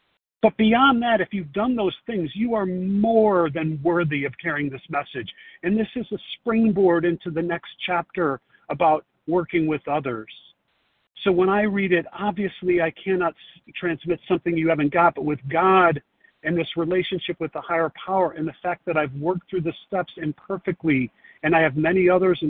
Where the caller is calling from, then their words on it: Chicago, Illinois, United States; Yeah, I guess I'm in Chicago, but I'm on the side of a highway here to pull over to do this safely.